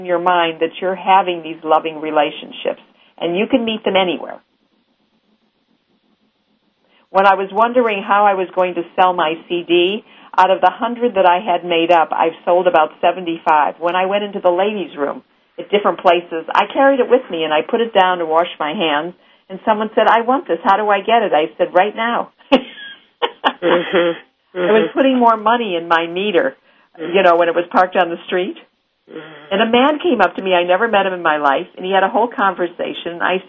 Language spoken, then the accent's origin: English; Missouri, United States; because I'm from Missouri, which means the show me state.